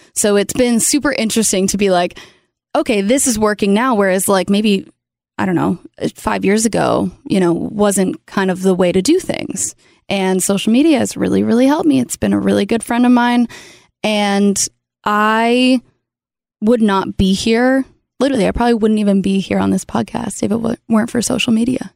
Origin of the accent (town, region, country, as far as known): Canada; born or raised there; moved away as an adult; now in Nashville, United States